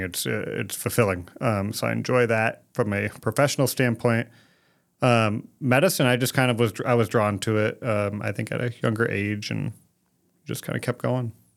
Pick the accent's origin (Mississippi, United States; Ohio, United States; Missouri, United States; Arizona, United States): Arizona, United States; Phoenix; moved away as an adult; also born or lived in West Virginia; born and raised in Phoenix, Arizona